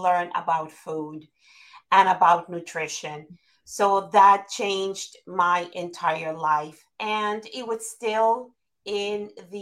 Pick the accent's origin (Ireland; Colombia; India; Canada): Colombia; Caribbean coast of Colombia; first language Spanish; English is a second language; moved away as an adult; now in United States; I am Colombian, and more specifically, I am from the Caribbean coast, from the Atlantic